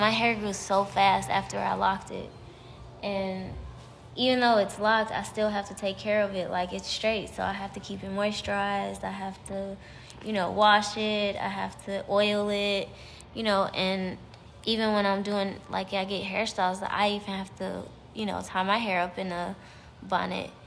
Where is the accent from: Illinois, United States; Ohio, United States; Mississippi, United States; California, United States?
Ohio, United States; Cleveland; moved away as an adult; also born or lived in Texas; I'm from Cleveland, Ohio